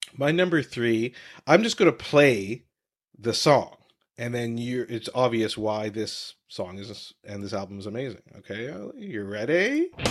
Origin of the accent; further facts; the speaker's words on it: Canada; growing up in Canada